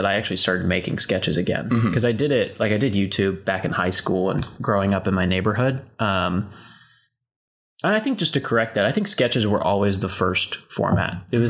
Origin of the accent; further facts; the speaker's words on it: Dallas, Texas, United States; moved away as an adult; also born or lived in Amarillo, Texas / California; now in Los Angeles, United States; I'm from Dallas, Texas, originally. I had a brief stint in first grade in Amarillo, Texas. But, you know, North Texas my whole life. And then I moved to California for Chapman University.